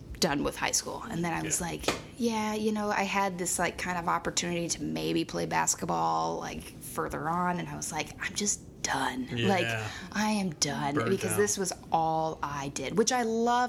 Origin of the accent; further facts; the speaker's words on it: Jefferson, Oregon, United States; also born or lived in Salem, Oregon; So I grew up in Salem, moved to Jefferson.